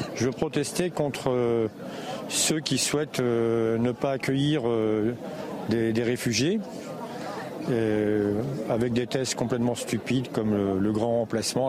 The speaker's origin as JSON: {"language": "French", "town": "Épinay-sur-Seine", "region": "Île-de-France", "country": "France", "tie": "born or raised there", "said": "j'ai grandi à Épinay-sur-Seine, à Saint-Denis"}